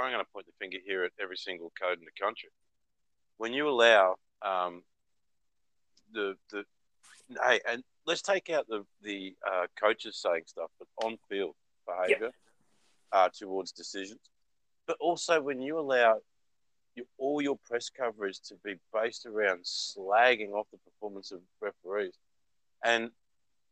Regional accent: Australia; I grew up in Australia

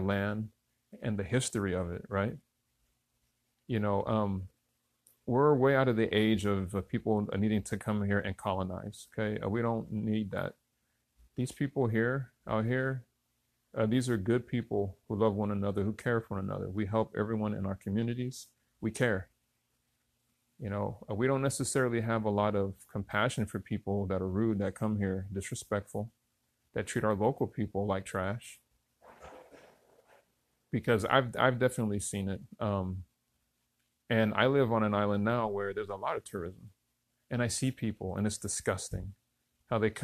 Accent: Newton, Kansas, United States; now in Hawaii, United States; I was born in Newton, Kansas, of all places, in smack in the middle of the United States country

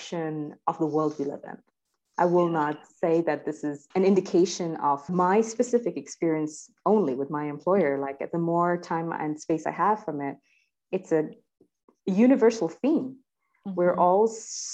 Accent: India; moved away; as Indian

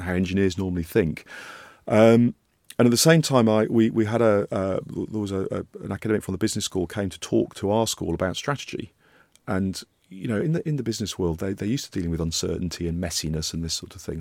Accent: Yorkshire and the Humber, United Kingdom; moved away; I grew up in Yorkshire

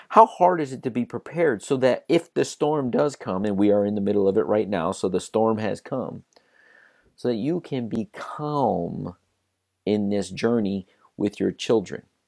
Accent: South Florida, United States; I grew up in South Florida.

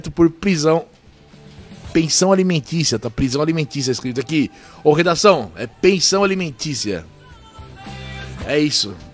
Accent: South Region, Brazil; Eu sou do Sul.

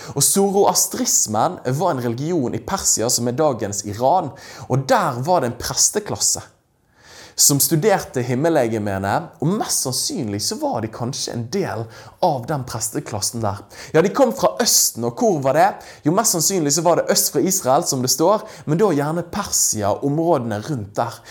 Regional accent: Norway; her hjemme i Norge

